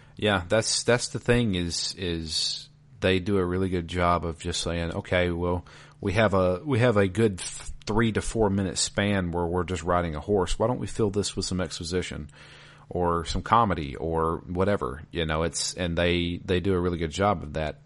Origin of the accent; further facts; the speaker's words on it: the South, United States; I am from the South.